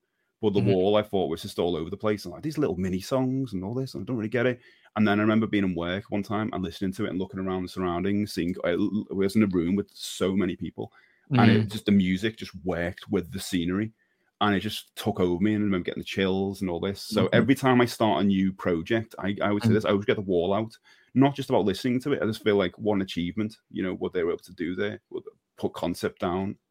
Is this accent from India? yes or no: no; Liverpool, North West England, United Kingdom; proud to say from Liverpool